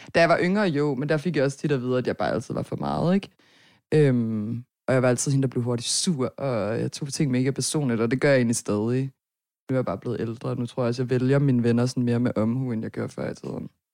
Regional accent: Herning, Central Denmark Region, Denmark; also born or lived in Nørrebro, Copenhagen; now in Copenhagen, Denmark; jeg er fra Herning

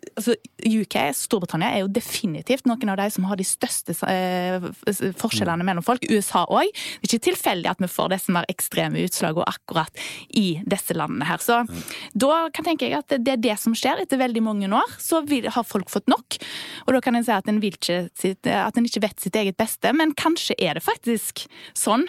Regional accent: Vindafjord, Rogaland, Norway; Rundt omkring der jeg kommer fra, f.eks. Vindafjord kommune

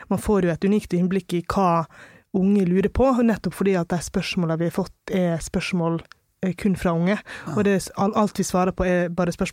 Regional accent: Longva, Møre og Romsdal, Norway; also born or lived in India; Jeg kommer fra India, altså en by som hadde 14 millioner innbyggere, til Longva, som er 500 innbyggere. Og det var jo klart at eh, jeg var den første brune på øya.

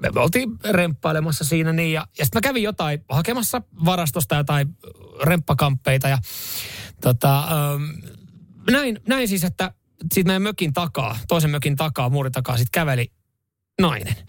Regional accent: Seinäjoki, South Ostrobothnia, Finland; born or raised there

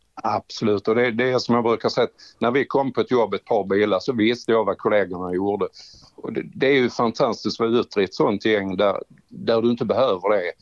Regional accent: Trelleborg, Skåne, Sweden; Hemma i Trelleborg.

